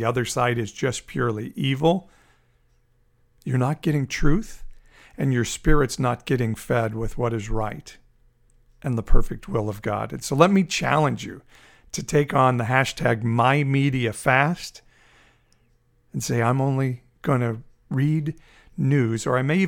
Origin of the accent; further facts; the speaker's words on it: Fresno, California, United States; CSU Fresno, here in my hometown of Fresno, California